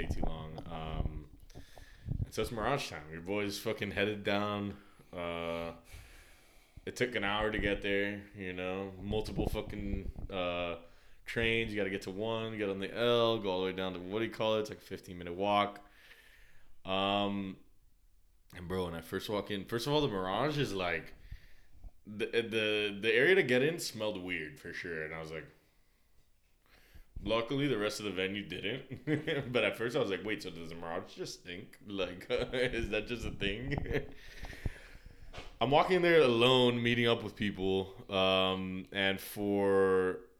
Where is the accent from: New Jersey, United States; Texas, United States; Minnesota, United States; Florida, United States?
Florida, United States; Miami; I was from Miami